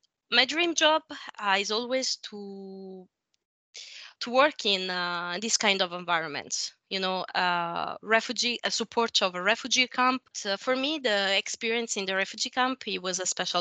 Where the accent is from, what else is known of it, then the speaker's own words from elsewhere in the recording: small town near Pompeii, at the foot of Vesuvius, Campania, Italy; English is a second language; moved away as an adult; I'm Italian. I came from a small town at the bottom of the Vesuvio near Pompeii. But for study and work reasons, I don't live there since a while now.